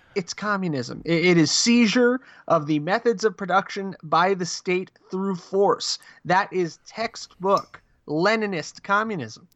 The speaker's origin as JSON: {"language": "English", "region": "New Jersey", "country": "United States", "tie": "born or raised there", "said": "where I grew up in Jersey"}